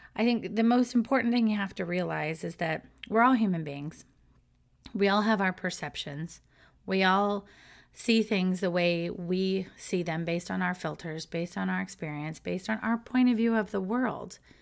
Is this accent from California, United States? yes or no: yes; Southern California, United States; moved away as an adult; now in Florida, United States; I was brought up in Southern California